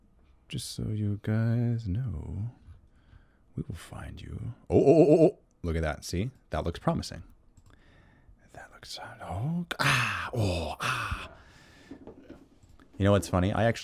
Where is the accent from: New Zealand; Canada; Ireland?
Canada; accent: Canadian; It's my Canadian accent.